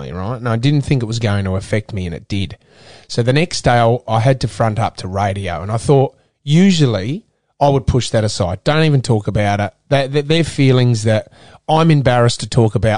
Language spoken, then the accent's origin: English; Adelaide, South Australia, Australia; moved away as an adult; also born or lived in Sydney; I was from Adelaide, from Port Alunga